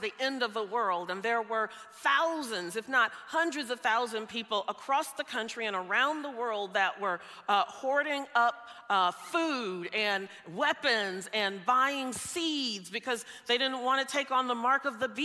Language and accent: English; the South, United States; moved away; I grew up in the South. I grew up in what's known as Tornado Alley